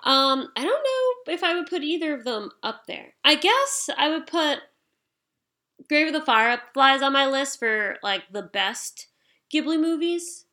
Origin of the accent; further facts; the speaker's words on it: United States; I'm from America